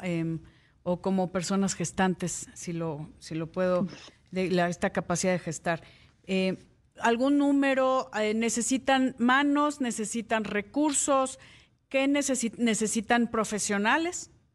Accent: Mexico; los que hemos nacido aquí en México

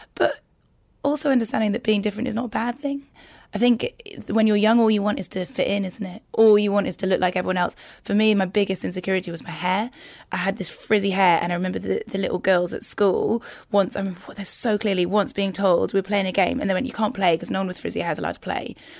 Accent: Newcastle upon Tyne, North East England, United Kingdom; moved away as an adult; Growing up in Newcastle

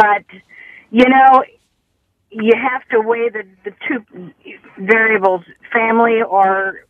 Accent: California, United States; We're originally from California, and originally we lived in La Jolla for a while, but moved back here.

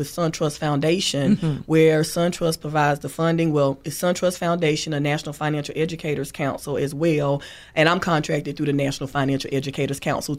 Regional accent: Thomasville, United States; To graduates of Thomasville High School, again, my hometown.

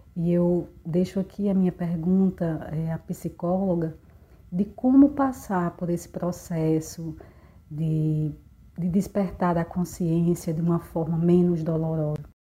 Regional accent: Mossoró, Rio Grande do Norte, Brazil; sou do Mossoró, no Rio Grande do Norte, e tenho 40 anos

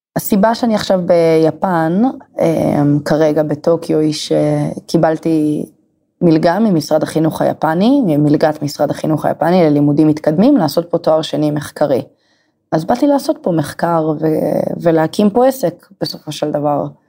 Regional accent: Emek Hefer, Central District, Israel; moved away as an adult; also born or lived in Kyoto, Japan; now in Tokyo, Japan; כרגע מטוקיו, במקור מעמק חפר

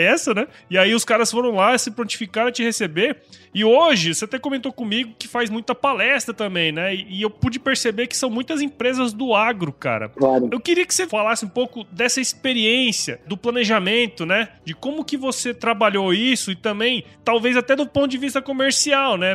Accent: Rondonópolis, Mato Grosso, Brazil; época que eu era criança, morava em Rondonópolis, eu sou de Mato Grosso

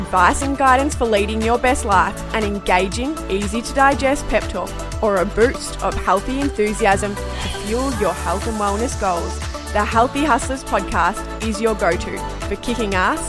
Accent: Melbourne, Victoria, Australia; We're from Melbourne

